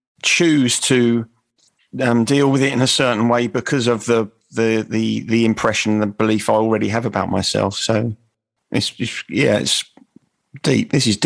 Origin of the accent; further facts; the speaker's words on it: England, United Kingdom; I identify with St. George because I'm English, I was born in England.